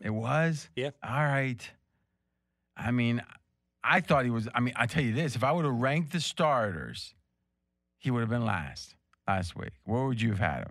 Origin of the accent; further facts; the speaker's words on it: near Pittsburgh, eastern Ohio, United States; where I grew up, which is on the river, so it's like 50 minutes from Pittsburgh, but it's in Ohio